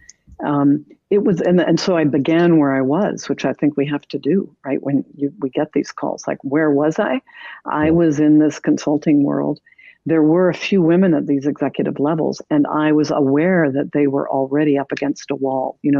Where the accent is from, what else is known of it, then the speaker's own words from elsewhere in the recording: Canada; moved away as an adult; now in United States; I am Canadian